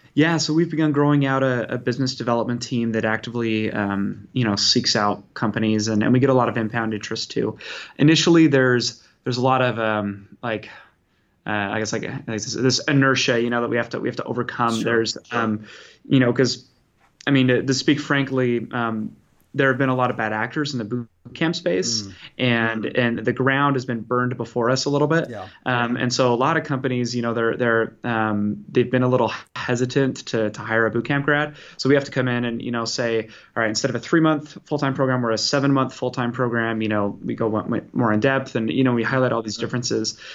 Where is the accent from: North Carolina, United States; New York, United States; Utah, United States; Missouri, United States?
Utah, United States; now in Bay Area, California, United States; I'm from originally from Utah, living in California now in the Bay Area.